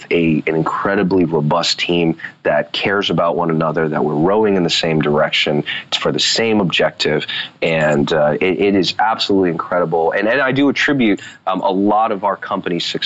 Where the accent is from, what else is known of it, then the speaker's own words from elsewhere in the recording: United States; I was born here in the States. I'm U.S. citizen